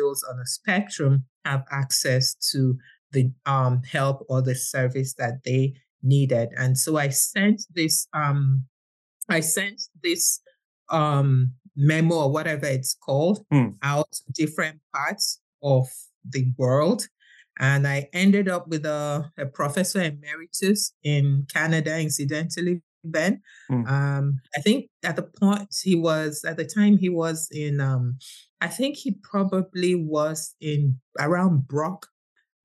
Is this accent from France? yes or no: no; Nigeria; I'm from Nigeria and I have a daughter who's got autism